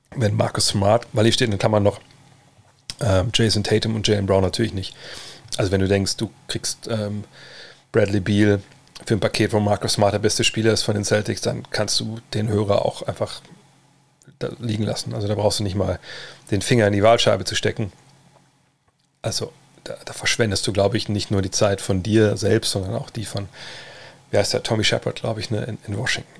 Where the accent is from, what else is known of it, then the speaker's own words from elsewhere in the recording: Wolfsburg, Lower Saxony, Germany; bei uns im, im, in Westhagen, im Problemstadtteil von Wolfsburg